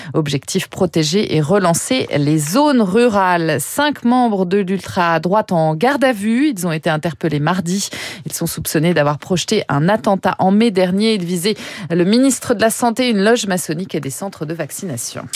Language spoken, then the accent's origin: French; France; Chez nous en France